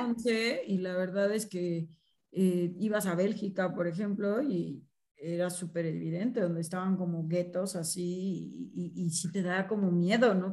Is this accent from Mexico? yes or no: yes; Mexico; now in Puebla, Mexico; si somos mexicanas